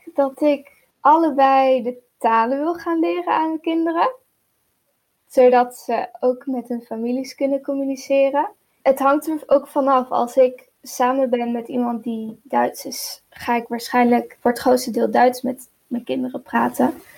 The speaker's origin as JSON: {"language": "Dutch", "country": "Netherlands", "tie": "born or raised there", "said": "ik ben in Nederland opgegroeid"}